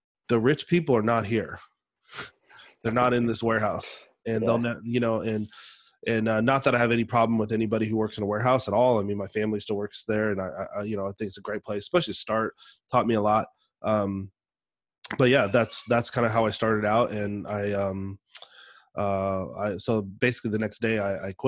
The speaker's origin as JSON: {"language": "English", "area": "the Northwest", "region": "Pacific Northwest", "country": "United States", "tie": "born or raised there", "said": "growing up in the Northwest"}